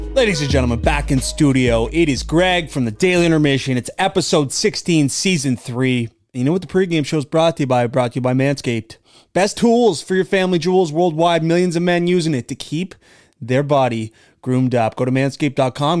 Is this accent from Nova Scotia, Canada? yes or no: yes; Nova Scotia, Canada; growing up in Nova Scotia